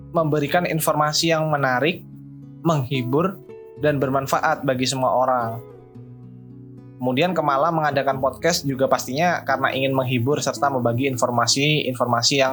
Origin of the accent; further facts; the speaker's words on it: Lampung, Indonesia; Saya berasal dari Kabupaten Lampung Timur, asal SMA-nya SMA Negeri 1 Purbolinggo.